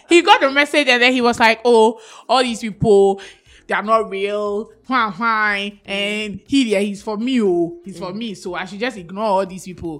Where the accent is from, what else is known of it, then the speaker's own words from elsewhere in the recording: Ghana; I'm so Ghanaian